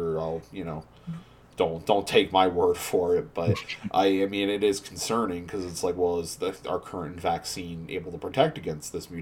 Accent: Canada; we're not even in America, we're all Canadian

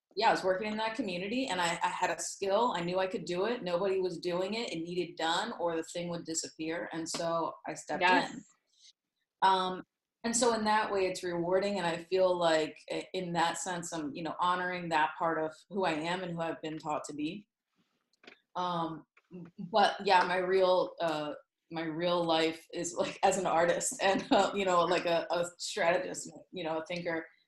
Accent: Southern York County, Pennsylvania, United States; Southern York County is the, probably the most general way I can put it. Um, my that's where I grew up

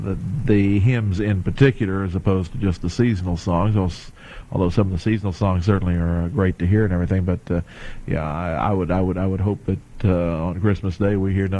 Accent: Indiana, United States; now in North Carolina, United States; I come from Indiana, and of course I've lived in North Carolina for 32 years now, so I consider myself a North Carolinian, but I do come from the cold country

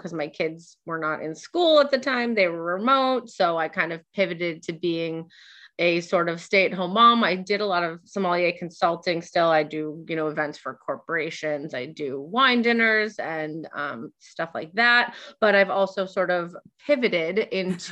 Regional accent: Nashua, New Hampshire, United States; also born or lived in Barrington, New Hampshire; I'm from New Hampshire, from Nashua, New Hampshire, which is where I've met Beth

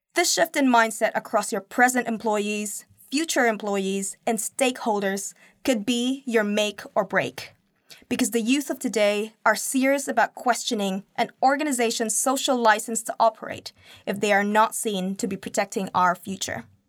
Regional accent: Philippines; now in Auckland, New Zealand; my home country

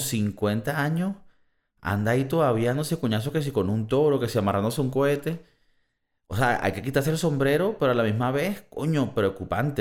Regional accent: Valencia, Carabobo, Venezuela; en Valencia, de donde yo soy

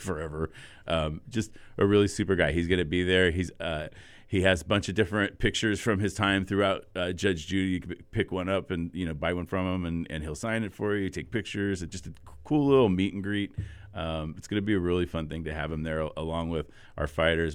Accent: United States; as an American

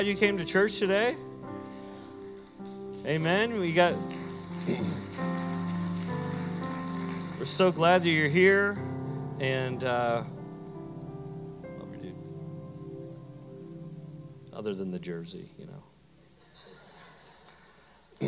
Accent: Canada; moved away; my hometown in Canada

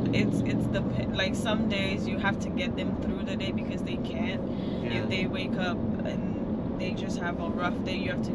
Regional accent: Bahamas; The Bahamas.

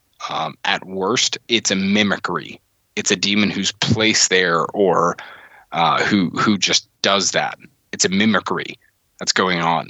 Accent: the South, United States; I grew up here in the South

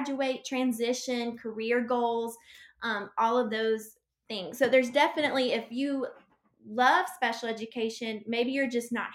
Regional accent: Alabama, United States; I'm sure you can tell by my accent, because I'm sure it sounds worse to people than it sounds to me. I'm from Alabama.

